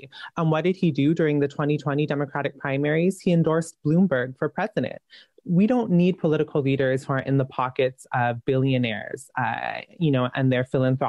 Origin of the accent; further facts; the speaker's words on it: California, United States; as a Californian